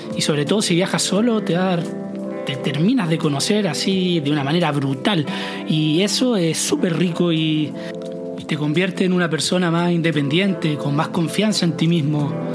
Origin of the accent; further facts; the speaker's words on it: Chile; moved away; nosotros, como chilenos